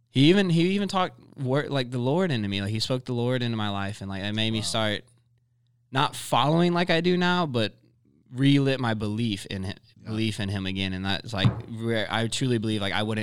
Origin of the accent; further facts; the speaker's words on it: New Braunfels, Texas, United States; also born or lived in Seguin, Texas; I was born here in Seguin, and then my parents moved to New Braunfels because at the time Seguin was very bad.